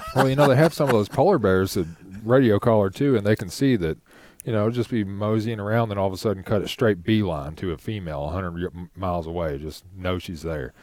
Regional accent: Shelby County, Kentucky, United States; also born or lived in Frankfort, Kentucky / Louisville, Kentucky; living in Louisville now, growing up in Shelby County, living in Frankfort

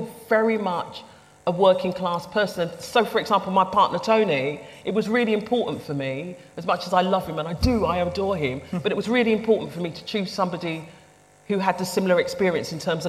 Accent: London, United Kingdom; I grew up in the East End of London on a housing estate

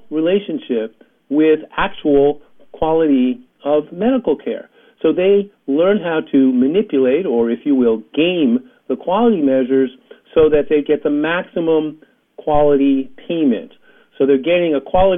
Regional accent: New York, United States; I grew up in New York in the heyday of the Jets

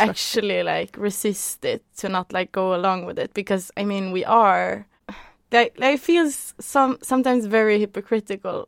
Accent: Norway; I grew up in Norway

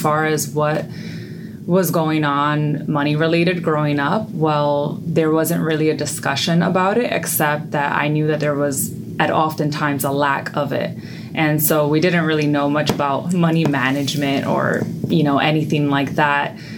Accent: New York City, New York, United States; I was born and raised in the Bronx, New York

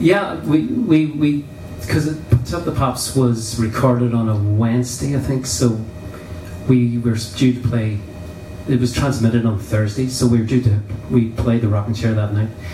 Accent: Derry, Northern Ireland, United Kingdom; moved away as an adult; also born or lived in Belfast; I never really felt part of Derry

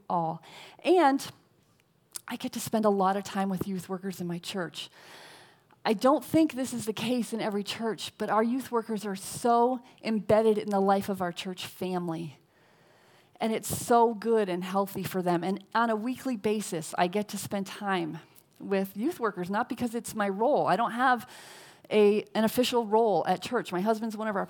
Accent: New England, United States; now in Los Angeles County, United States; I'm from New England, and I live in LA County

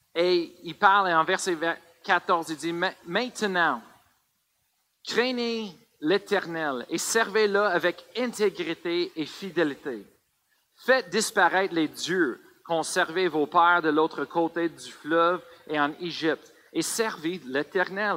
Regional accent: Colorado, United States; French is a second language; moved away; j'ai grandi au Colorado

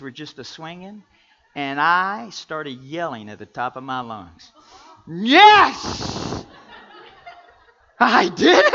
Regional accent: Kentucky, United States; I'm from Kentucky and how I love basketball. We grew up playing basketball 12 months out of the year.

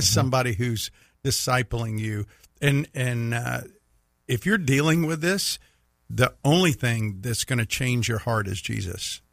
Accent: Mississippi, United States; you can tell I'm from Mississippi

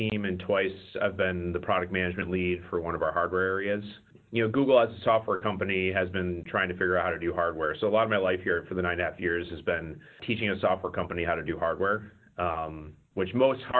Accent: Wisconsin, United States; moved away as an adult; now in Silicon Valley, United States; originally I'm from Wisconsin, so I got my undergrad at the University of Wisconsin.

